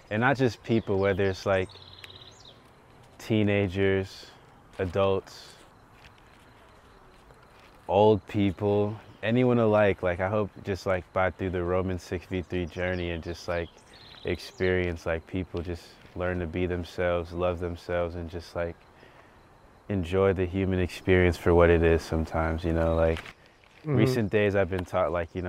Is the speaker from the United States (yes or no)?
yes; Atlanta, Georgia, United States; moved away as an adult; also born or lived in Miami, Florida / Rockdale County, Georgia; now in Los Angeles, United States; I'm from Atlanta, Georgia, and low-key, you can see it on my shirt, but I'm from Atlanta